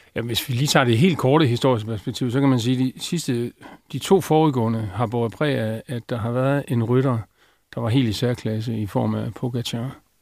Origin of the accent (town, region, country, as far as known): Denmark